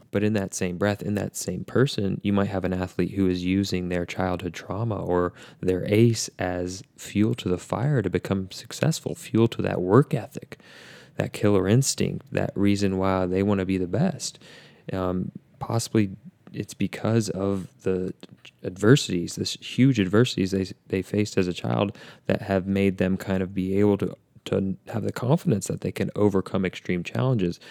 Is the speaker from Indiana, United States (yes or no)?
yes; Indianapolis, Indiana, United States; my hometown, Indiana